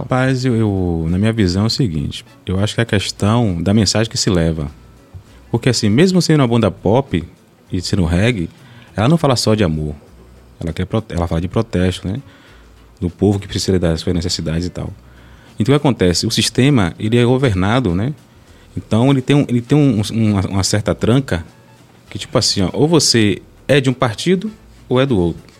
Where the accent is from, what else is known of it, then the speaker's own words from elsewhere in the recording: Salvador, Bahia, Brazil; moved away as an adult; now in Esplanada, Brazil; eu sou de Salvador, né? De Castelo Branco. E aí a gente, eu e minha esposa, de minha esposa, fomos morar em Esplanada